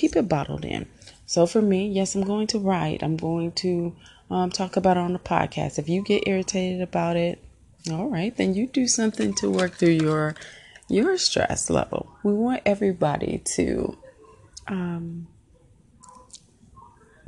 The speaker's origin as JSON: {"language": "English", "region": "Illinois", "country": "United States", "tie": "born or raised there", "also_born_or_lived": "Indiana", "moved": "as an adult", "lives_now": "Georgia, United States", "said": "So I'm from the Midwest. I was born in Indiana, raised in Illinois, and then we went back to Indiana when I was in high school and I graduated from there"}